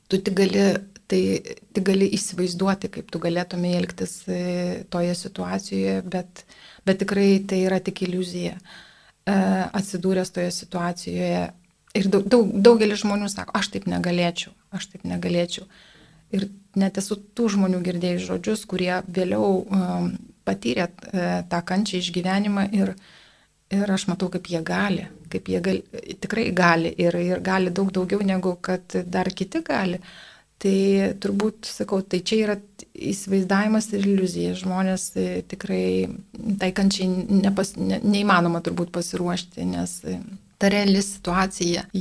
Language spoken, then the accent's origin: Lithuanian; Lithuania; mes lietuviai iš tikrųjų esame geros, geros širdies žmonės